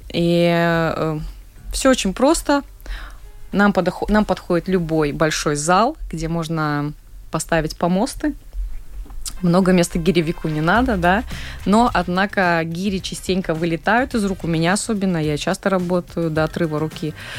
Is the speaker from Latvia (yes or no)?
yes; Daugavpils, Latgale, Latvia; в моем родном городе, в Даугавпилсе